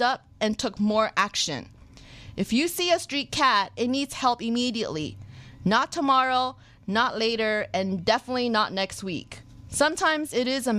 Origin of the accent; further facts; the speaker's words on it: New Jersey, United States; my hometown, New Jersey